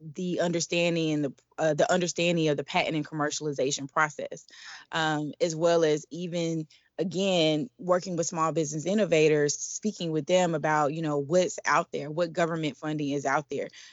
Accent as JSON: {"language": "English", "town": "Atlanta", "region": "Georgia", "country": "United States", "moved": "yes", "lives_now": "Washington, D.C., United States", "said": "I'm originally from Atlanta, Georgia, and I am currently based in Washington, D C"}